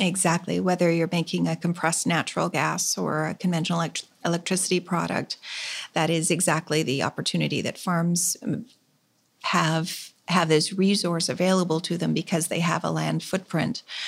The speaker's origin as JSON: {"language": "English", "country": "Canada", "said": "as a Canadian farmer"}